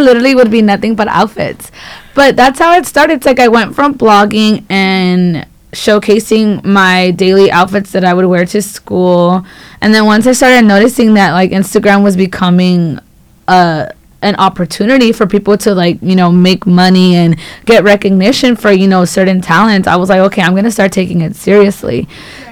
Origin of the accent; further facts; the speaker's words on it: Los Angeles, California, United States; I am from South Central, so not far from here.